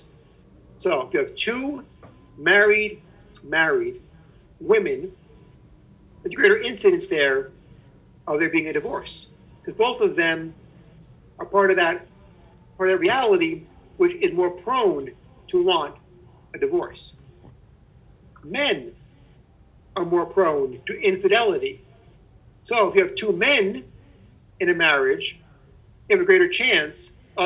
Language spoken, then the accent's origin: English; New York City, New York, United States; a kid growing up in Brooklyn, we had an Advent wreath in our house